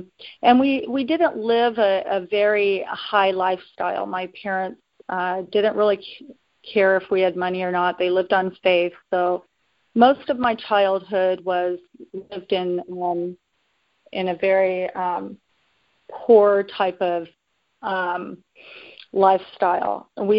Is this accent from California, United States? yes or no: yes; Oakland, California, United States; share that I'm a local born California resident, have lived here in California all my life. I'm born and raised in Oakland, California, the East Bay in San Francisco.